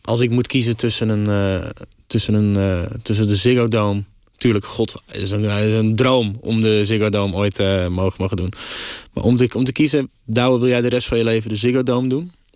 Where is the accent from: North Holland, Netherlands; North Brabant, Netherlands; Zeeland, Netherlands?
North Holland, Netherlands; Amsterdam; als Amsterdamse jongen